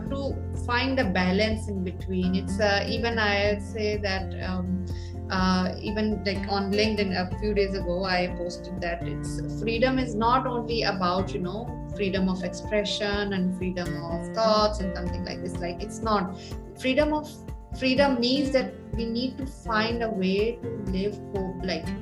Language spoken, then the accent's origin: English; Pakistan; moved away as an adult; now in Saudi Arabia; I'm from Pakistan